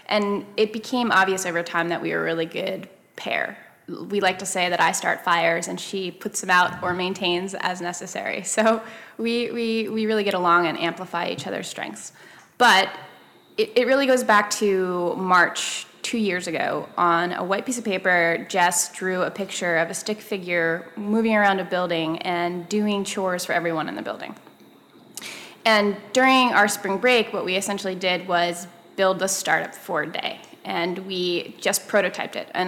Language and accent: English; Copenhagen, Capital Region, Denmark; also born or lived in Paris, France; when I was younger, I grew up in Copenhagen and in Paris, and she taught in the international schools there.